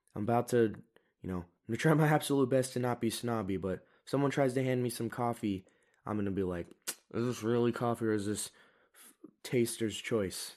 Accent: United States; I am an American

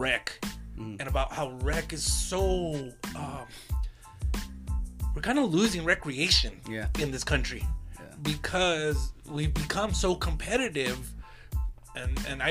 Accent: Lordsburg, New Mexico, United States; I'm originally from Lordsburg, New Mexico. It's a very, very, very small town

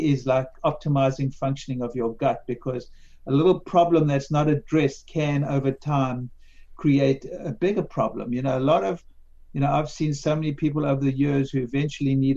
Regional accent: South Africa; when I grew up in South Africa in the 50s and 60s

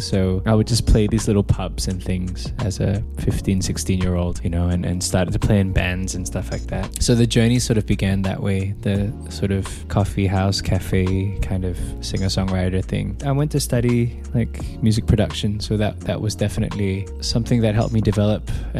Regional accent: Singapore; also born or lived in Australia; I grew up halfway in Australia and halfway in Singapore.

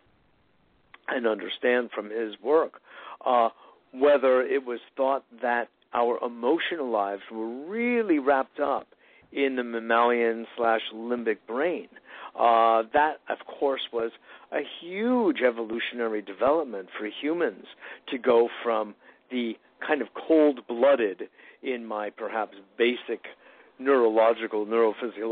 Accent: Westport, Connecticut, United States; I grew up in Westport, Connecticut

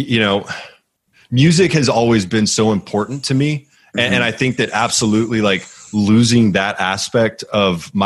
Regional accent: Houston, Texas, United States; moved away; also born or lived in Northeast United States; I grew up in Houston

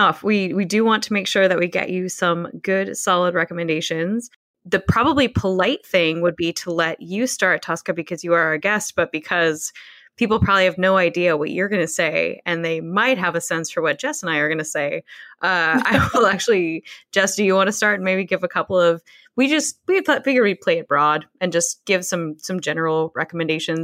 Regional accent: Pacific Northwest, United States; I grew up in the Pacific Northwest

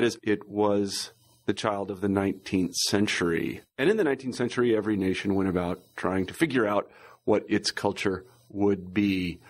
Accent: Midwest, United States; You know, when I was from the Midwest, and so when I had this girlfriend from Metuchen.

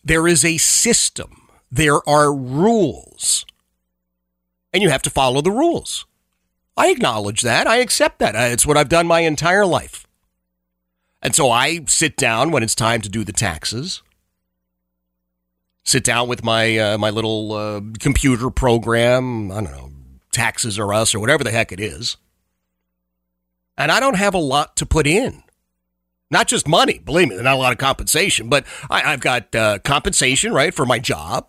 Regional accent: Philadelphia, Pennsylvania, United States; also born or lived in Central Virginia; now in Ashland, Virginia, United States; I grew up in Oxford Circle, Northeast Philadelphia. Grew up in a row home

